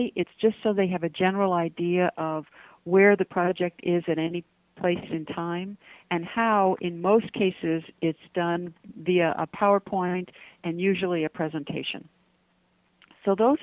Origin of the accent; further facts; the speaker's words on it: United States; from an American's perspective